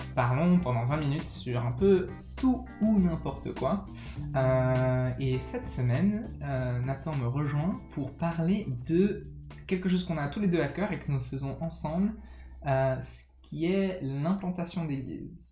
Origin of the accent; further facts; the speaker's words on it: France; j'ai grandi en, en, France de parents anglais